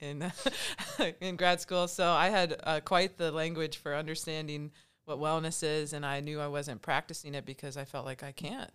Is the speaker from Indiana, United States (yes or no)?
yes; Angola, Indiana, United States; I grew up in Angola, Indiana